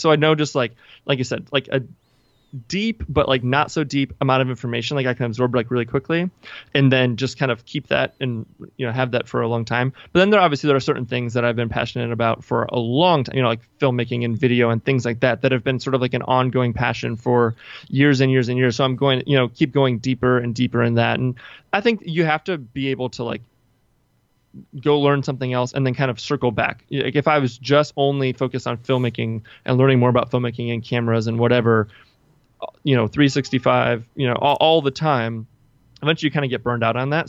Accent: Washington, District of Columbia, United States; I'm from the Washington, D C area

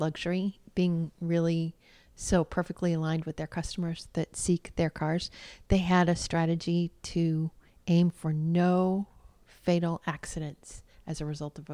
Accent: United States; I'm an American

